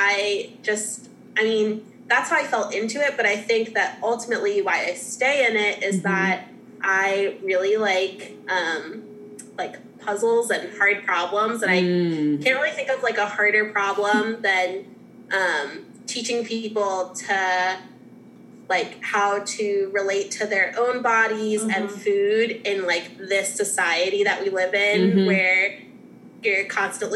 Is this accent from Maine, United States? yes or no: no; New Jersey, United States; moved away as an adult; also born or lived in Boston, Massachusetts / North Carolina / Louisville; I'm originally from South Jersey, like right outside of Philly